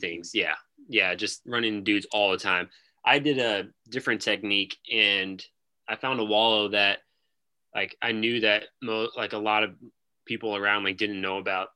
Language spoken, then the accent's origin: English; Lincoln, Nebraska, United States; We're from Lincoln, Nebraska.